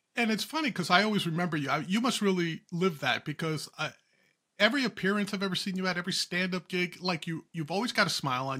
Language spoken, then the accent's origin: English; Huntington, New York, United States; I'm from Huntington